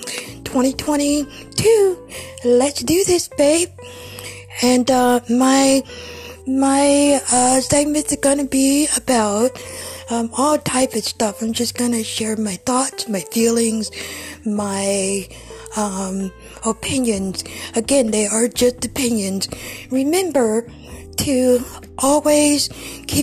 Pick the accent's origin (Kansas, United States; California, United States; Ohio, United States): Ohio, United States; I am from Ohio